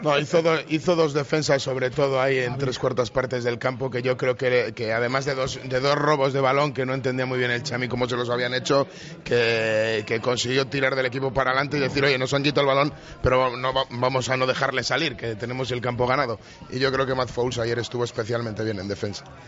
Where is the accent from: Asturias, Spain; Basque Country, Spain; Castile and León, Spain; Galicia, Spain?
Castile and León, Spain; Valladolid; como vallisoletanos